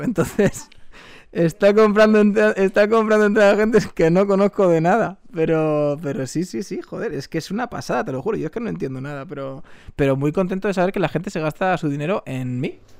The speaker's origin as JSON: {"language": "Spanish", "town": "Tres Cantos", "region": "Community of Madrid", "country": "Spain"}